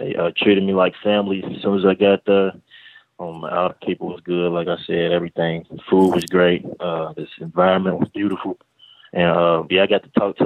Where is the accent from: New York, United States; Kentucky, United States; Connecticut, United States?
Kentucky, United States; Louisville; I'm originally from Louisville, Kentucky